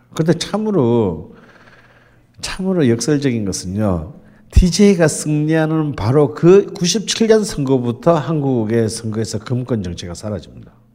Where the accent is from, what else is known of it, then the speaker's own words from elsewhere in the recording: Jeolla, South Korea; 저는 전라도